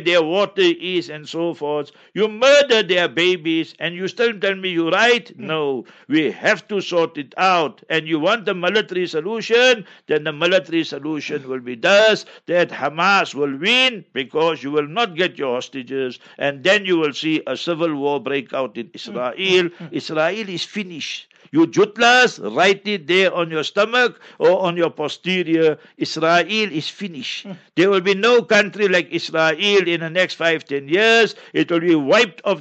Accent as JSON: {"language": "English", "country": "South Africa", "tie": "born or raised there", "first_language": "Memoni", "second_language": "English", "said": "my mother tongue is Maiman. I'm born in South Africa. My family is here for over 100 years"}